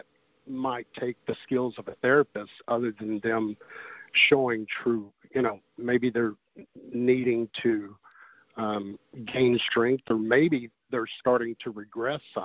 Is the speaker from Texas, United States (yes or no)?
yes; Wichita Falls, Texas, United States; also born or lived in Fort Carson, Colorado; now in Fort Worth, United States; I grew up in Wichita Falls, Texas